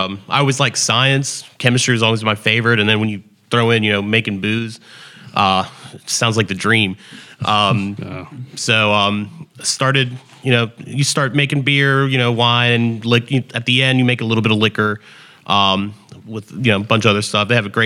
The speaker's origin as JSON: {"language": "English", "town": "New York City", "region": "New York", "country": "United States", "also_born_or_lived": "Winston-Salem, United States", "said": "I'm originally from New York City."}